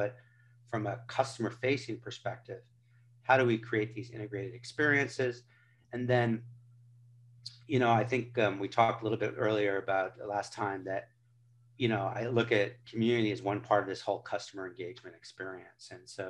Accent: California, United States; I tell people I grew up on Highway 101, where all these Silicon Valley tech companies are

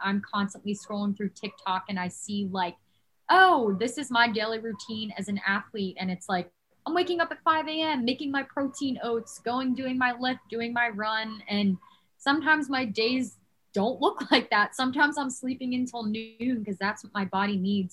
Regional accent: New Jersey, United States; moved away as an adult; also born or lived in Davidson, North Carolina; I'm originally from New Jersey. I've lived in New Jersey my whole life.

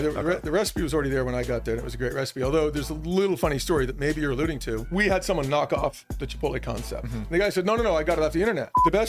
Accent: Boulder, Colorado, United States; also born or lived in Newport, Rhode Island / Los Angeles; I grew up born in Newport, Rhode Island, but moved to Colorado when I was pretty young. Grew up in Boulder, Colorado, went to school, even went to CU.

